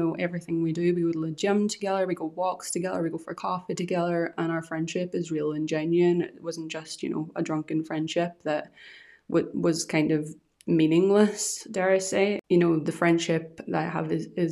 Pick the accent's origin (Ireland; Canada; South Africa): Ireland; also born or lived in Scotland; now in Edinburgh area, United Kingdom; I'm from Ireland and I moved to Scotland